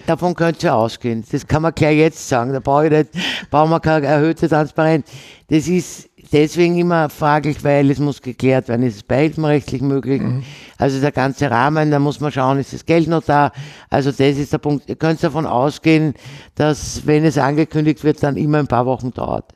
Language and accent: German; Vienna, Austria; ich bin ja eine Wienerin, also in Wien geboren und habe sozusagen klassische Wienerin mit vier Großeltern